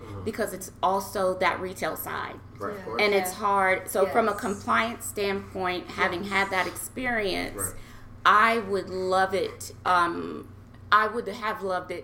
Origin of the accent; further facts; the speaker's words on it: Nebraska, United States; moved away as an adult; also born or lived in Hawaii; grew up in Nebraska, born and raised in Nebraska